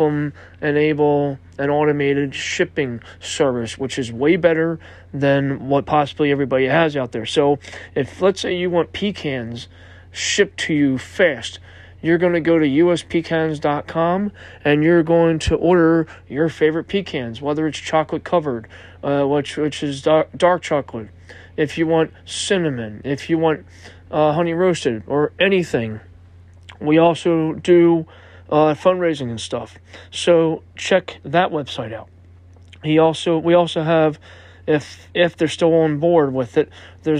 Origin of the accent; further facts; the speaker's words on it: Philadelphia, Pennsylvania, United States; I'm from Philadelphia, PA